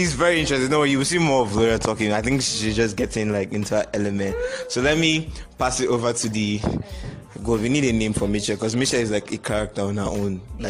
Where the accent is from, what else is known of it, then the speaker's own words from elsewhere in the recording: Nigeria; I'm from Nigeria. We all are from Nigeria.